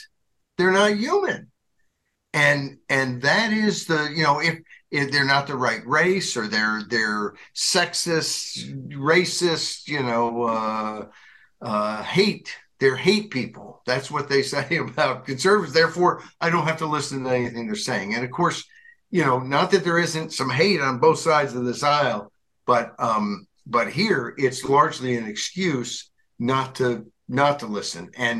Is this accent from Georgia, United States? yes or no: no; Arkansas, United States; my former home state, not former, I guess it's my home state when I was a kid, I guess that's former home, whatever.